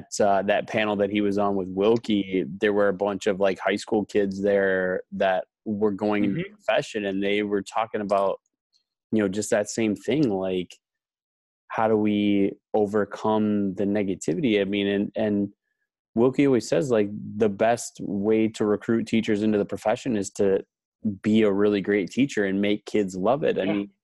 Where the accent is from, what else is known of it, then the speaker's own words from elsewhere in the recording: Wisconsin, United States; moved away as an adult; also born or lived in Minnesota / Texas; I grew up in Wisconsin. I went to college in Minnesota